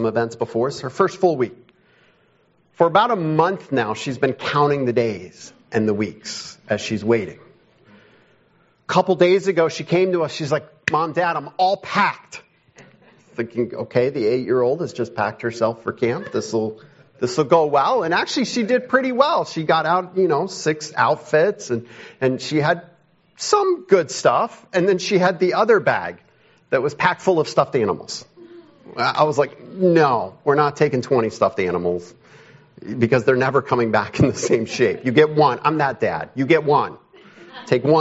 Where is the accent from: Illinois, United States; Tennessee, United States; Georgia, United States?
Illinois, United States; Chicago; moved away as an adult; I grew up around Chicago.